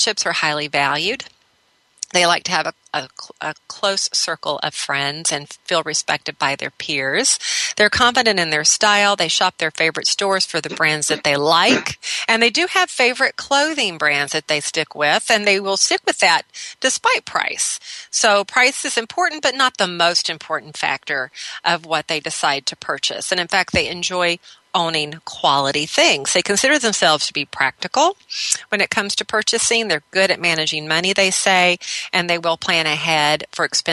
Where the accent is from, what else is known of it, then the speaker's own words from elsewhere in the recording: Minneapolis, Minnesota, United States; right here in my hometown of Minneapolis, Minnesota